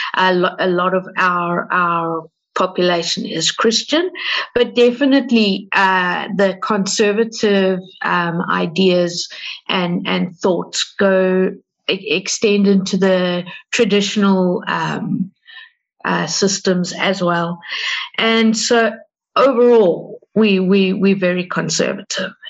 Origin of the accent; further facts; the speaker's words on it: South Africa; We're from South Africa